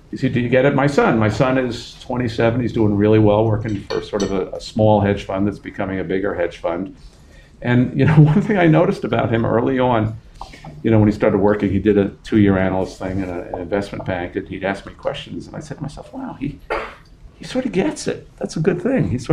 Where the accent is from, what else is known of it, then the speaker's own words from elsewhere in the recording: New York City, New York, United States; I was raised in Queens, in an apartment in Queens, primarily in Queens.